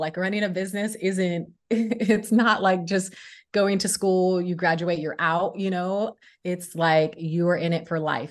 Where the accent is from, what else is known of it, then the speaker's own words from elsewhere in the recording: Sacramento, California, United States; moved away as an adult; also born or lived in Los Angeles, California; I moved from my hometown, Sacramento, California, to Los Angeles, California